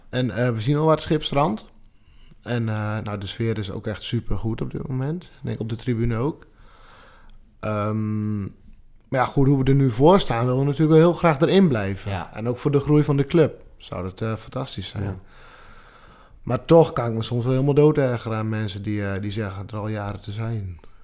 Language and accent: Dutch; Drenthe, Netherlands; geboren en getogen in, eh, in de provincie zelf